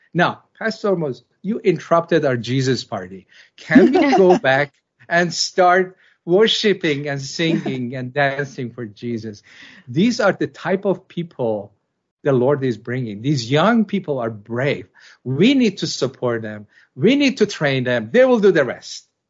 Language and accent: English; Iran; moved away; I was born in Iran as a Muslim